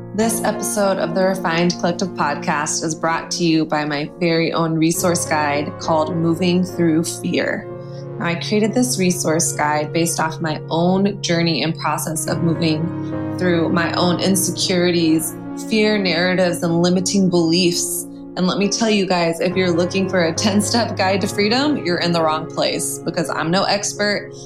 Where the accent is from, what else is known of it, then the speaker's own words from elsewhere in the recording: Texas, United States; I'm from Texas